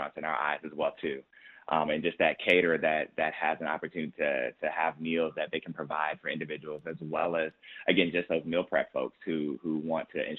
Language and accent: English; Austin, Texas, United States; now in Houston, United States; I'm a man from Austin, Texas